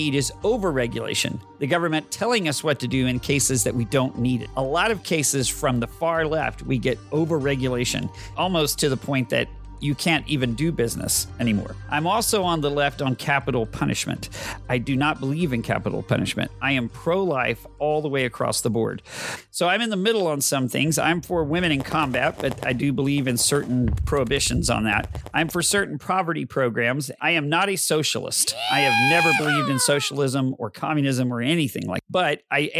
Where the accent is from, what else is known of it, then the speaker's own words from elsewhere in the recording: Texas, United States; I am that Texan caught in the middle